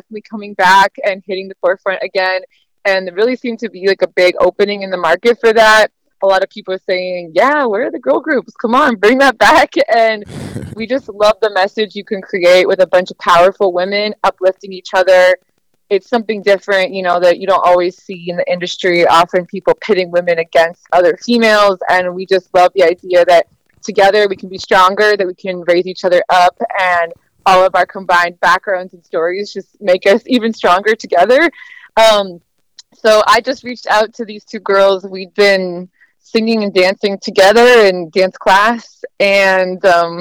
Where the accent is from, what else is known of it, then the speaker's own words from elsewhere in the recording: Oakland, California, United States; I'm originally from Oakland, the Bay Area, California. So, I'm a Cali girl my whole life.